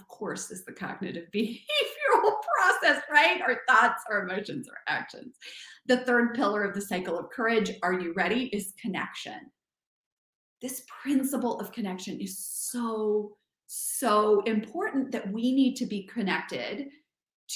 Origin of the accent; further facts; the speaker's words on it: Kansas, United States; moved away as an adult; also born or lived in New York / France; I'm from Kansas.